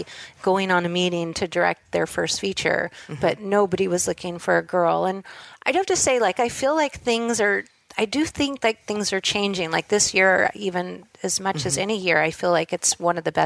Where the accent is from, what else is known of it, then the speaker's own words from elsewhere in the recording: Los Angeles, California, United States; also born or lived in Hollywood; I grew up in Southern California in, you know, Studio City, and my grandparents had a place in Hollywood